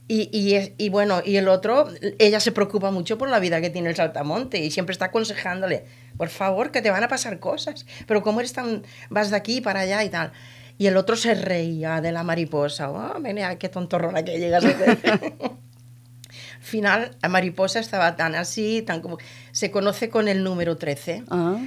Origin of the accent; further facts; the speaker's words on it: Andalusia, Spain; soy de un pueblo del sur, de, de la provincia de Almería, de marineros